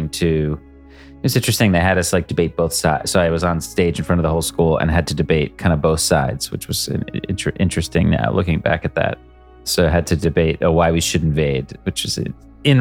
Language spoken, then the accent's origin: English; United States; also born or lived in Boston; I grew up in a series of towns outside of New York City